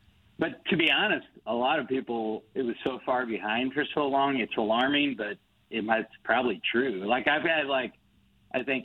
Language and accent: English; Crestwood, Missouri, United States; now in Wildwood, United States; I grew up in Crestwood